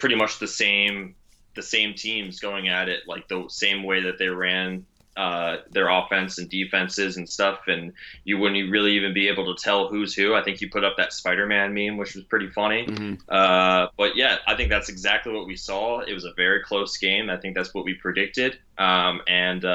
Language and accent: English; Bethlehem, Pennsylvania, United States; I grew up a Philadelphia sports fan just because of where I'm from Bethlehem, Pennsylvania.